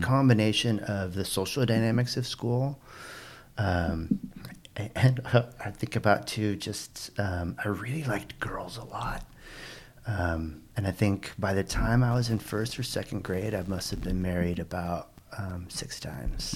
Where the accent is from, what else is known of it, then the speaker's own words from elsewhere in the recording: Pasadena, California, United States; also born or lived in Oakland, California; I was born in Pasadena, California. Pasadena is in, uh, it's a suburb of Los Angeles.